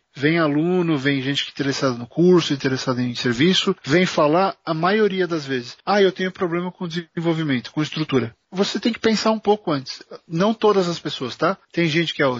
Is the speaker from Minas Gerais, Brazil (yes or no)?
no; São Paulo, Brazil; nós dois somos de São Paulo.